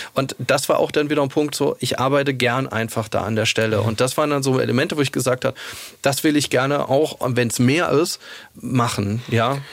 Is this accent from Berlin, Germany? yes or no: no; Saarland, Germany; moved away as an adult; also born or lived in Munich; ich komme aus dem Saarland mhm. und da ist meine Familie